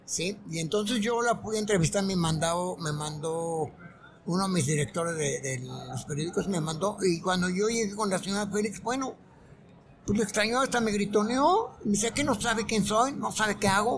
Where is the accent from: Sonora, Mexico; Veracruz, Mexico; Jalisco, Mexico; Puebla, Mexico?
Veracruz, Mexico; moved away; mi, carácter como, como veracruzano era pues de, simpatía